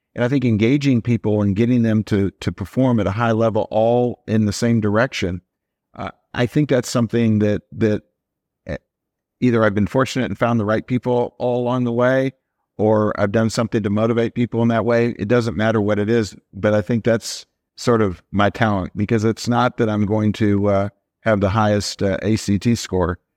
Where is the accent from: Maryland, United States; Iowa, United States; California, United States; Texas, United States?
Iowa, United States; We're both from Iowa.